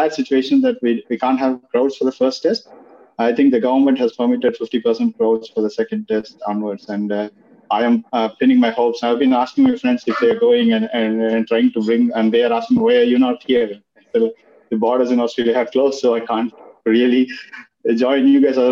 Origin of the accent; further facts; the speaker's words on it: Tamil Nadu, India; That's the closest to my hometown as well. I come from Tamil Nadu, and my hometown is 365 kilometers down south of Chennai.